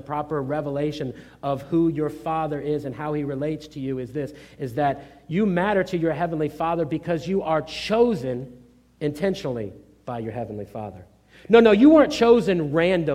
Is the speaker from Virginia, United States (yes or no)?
yes; Norfolk, Virginia, United States; I grew up in Norfolk, Virginia, in an urban environment